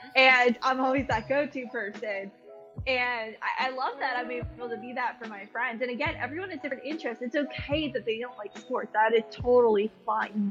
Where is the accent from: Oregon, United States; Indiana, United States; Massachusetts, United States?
Massachusetts, United States; Boston; I'm originally from Boston